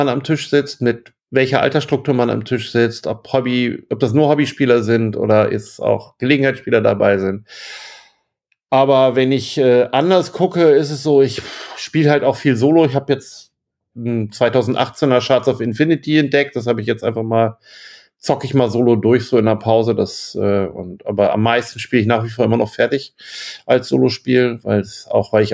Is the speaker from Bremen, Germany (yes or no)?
yes; Bremen, Germany; bin aus Bremen, habe meinen Verlag seit Ewigkeit, seit 92